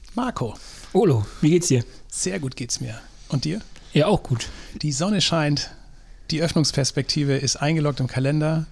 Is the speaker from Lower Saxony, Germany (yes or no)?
yes; Drochtersen, Lower Saxony, Germany; ich komme aus Drochtersen auf der anderen Elbseite ja. oder Landkreis Stade